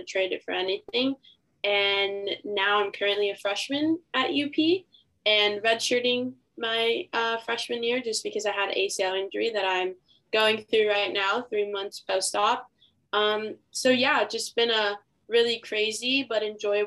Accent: Inglewood, California, United States; I'm from LA, California

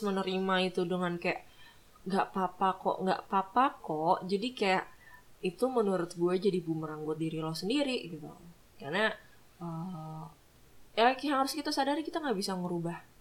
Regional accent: Manado, North Sulawesi, Indonesia; gue dari Manado

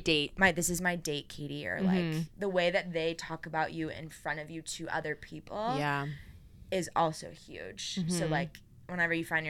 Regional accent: Orange County, California, United States; I'm from Orange County. Wild Rivers is a really big water park there, and so I had season passes

